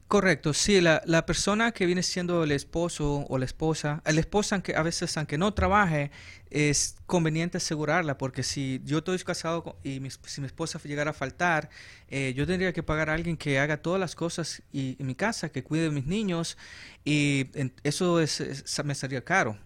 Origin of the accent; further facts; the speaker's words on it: El Salvador; accent: Central American; also born or lived in Los Angeles, California; now in Arizona, United States; yo soy salvadoreño, nací